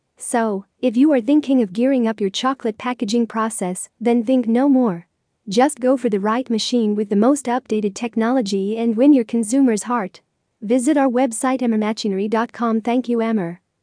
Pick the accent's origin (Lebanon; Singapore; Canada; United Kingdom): Lebanon; from Lebanon